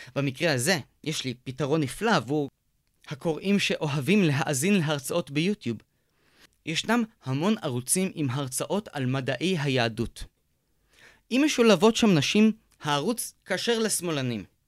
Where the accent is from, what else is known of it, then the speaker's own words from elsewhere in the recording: Beersheba, Southern District, Israel; also born or lived in kibbutzim; גדלתי בבאר שבע, אבל למדתי שמונה שנים בקיבוצים